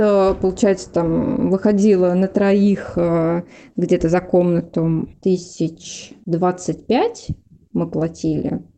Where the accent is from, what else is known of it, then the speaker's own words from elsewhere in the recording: Livny, Oryol Oblast, Russia; moved away as an adult; now in Moscow, Russia; я не родилась в Орле, я ж родилась в Ливнах